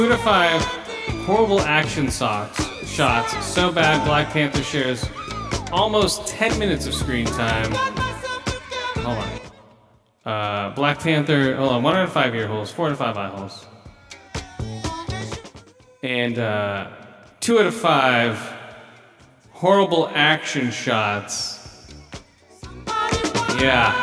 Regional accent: Thailand; moved away; No, I was born in Thailand.

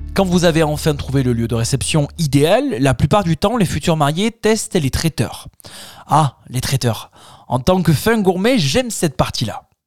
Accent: Tarn, Occitania, France; Chez nous dans le Tarn

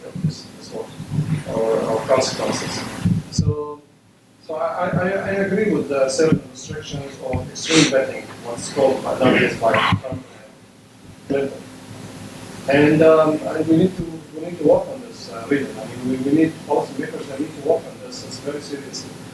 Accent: Syria; moved away as an adult; now in United States; I'm Syrian American, by the way.

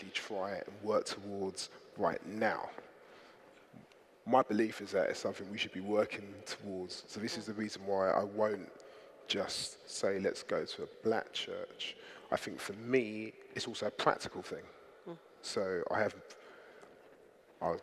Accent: London, United Kingdom; I grew up in Southeast London, a hyper-diverse community

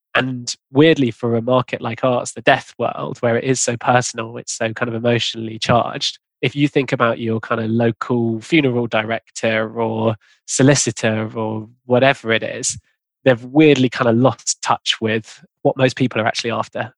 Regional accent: London, United Kingdom; I grew up in London

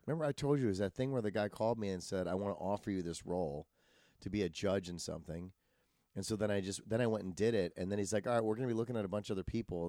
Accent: Wisconsin, United States; now in Los Angeles, United States; I'm from Wisconsin, I move out here

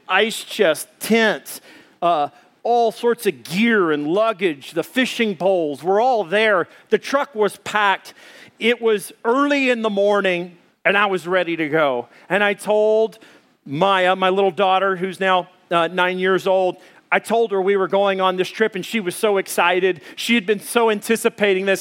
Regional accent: Arkansas, United States; I'm from Arkansas

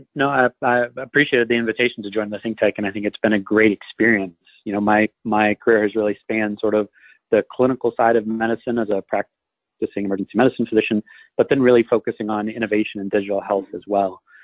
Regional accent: Hawaii, United States; moved away as an adult; also born or lived in Seattle, Washington / Northeast US; I was uh, born in Seattle, Washington, but spent most of my childhood in Hawaii, uh, and then left for college when I was 18.

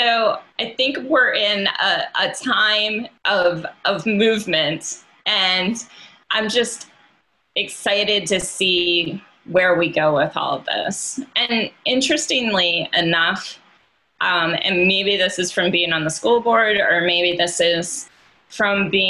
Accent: Delaware, United States; now in Richmond, United States; I did not grow up in Richmond or Virginia. I grew up in Delaware

